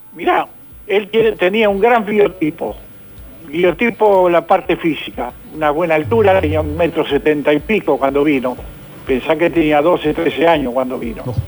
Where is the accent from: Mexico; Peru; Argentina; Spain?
Argentina; como argentino